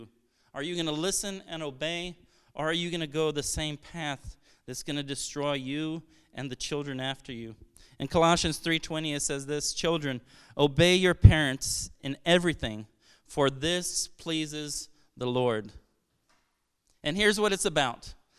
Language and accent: English; Brazil; I'm originally from Brazil. My parents are missionaries there.